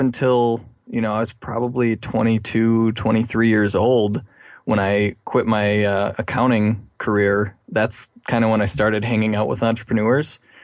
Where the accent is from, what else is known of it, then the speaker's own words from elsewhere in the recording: Milwaukee, Wisconsin, United States; now in Madison, United States; I've been in Wisconsin all my life. I was from the Milwaukee area originally